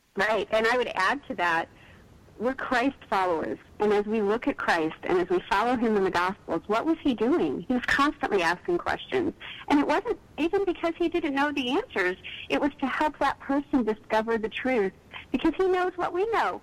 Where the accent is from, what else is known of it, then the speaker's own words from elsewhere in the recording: East Texas, United States; I grew up in East Texas